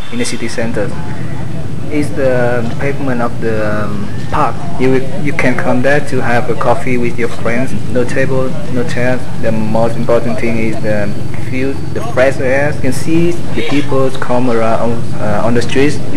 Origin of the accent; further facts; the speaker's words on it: Australia; now in Vietnam; I'm from Australia. I've lived in uh, three or four countries around the world before Vietnam